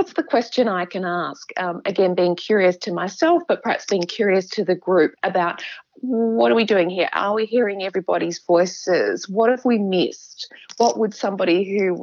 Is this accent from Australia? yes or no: yes; Adelaide, South Australia, Australia; I grew up in Adelaide, but I had a very safe, comfortable upbringing.